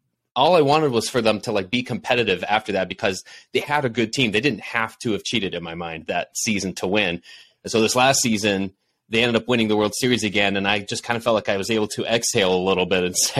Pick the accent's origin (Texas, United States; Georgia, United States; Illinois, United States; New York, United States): Texas, United States; Houston; my roots growing up in Houston.